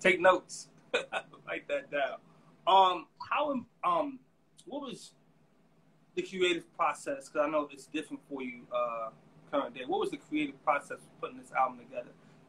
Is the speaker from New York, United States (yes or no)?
yes; New York City, New York, United States; I'm from the Boogie Down.